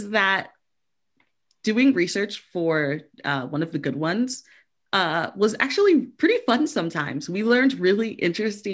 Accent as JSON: {"language": "English", "town": "Miami", "region": "Florida", "country": "United States", "said": "we are from Miami"}